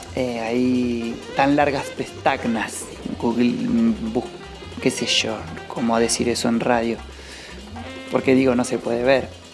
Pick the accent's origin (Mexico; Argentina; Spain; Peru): Argentina; Cipolletti, Río Negro; now in Junín de los Andes, Argentina; Yo nací en Cipoletti y hoy vivo en Junín de los Andes